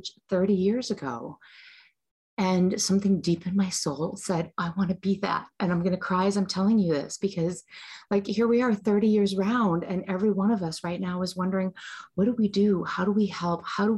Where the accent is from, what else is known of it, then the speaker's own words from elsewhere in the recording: United States; I'm an American. I'm born in the United States